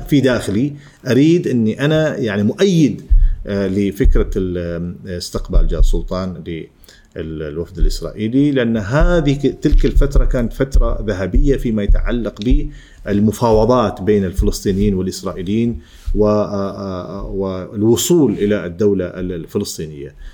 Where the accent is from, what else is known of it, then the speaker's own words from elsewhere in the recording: Oman; اني اعلامي عماني